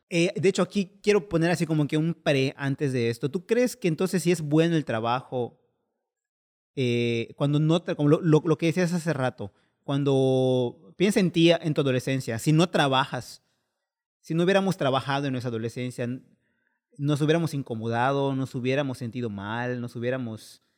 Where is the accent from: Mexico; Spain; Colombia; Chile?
Mexico; como mal mexicano